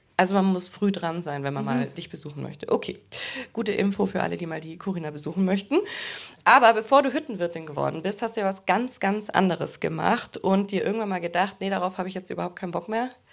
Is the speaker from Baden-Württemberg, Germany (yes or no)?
no; Allgäu, Bavaria, Germany; ich komme aus dem Allgäu